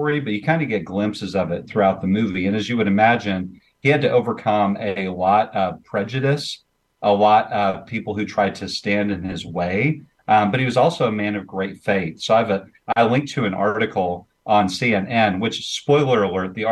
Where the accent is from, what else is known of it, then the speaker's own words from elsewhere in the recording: Jacksonville, Illinois, United States; moved away; I'm back in my hometown, Jacksonville, Illinois